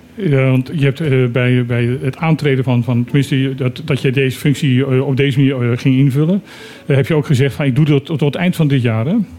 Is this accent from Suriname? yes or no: yes; Suriname; now in Bonaire; Ik heb vroeger eh, mijn jeugd in Suriname gewoond